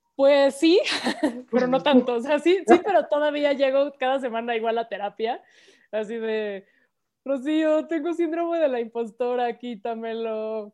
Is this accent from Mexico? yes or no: yes; Mexico City, Mexico; soy chilanga, ah, todas somos chilangas aquí.